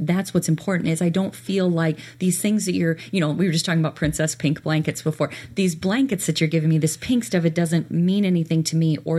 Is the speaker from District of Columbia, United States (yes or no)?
no; DeKalb, Illinois, United States; a DeKalb school? That's where I grew up.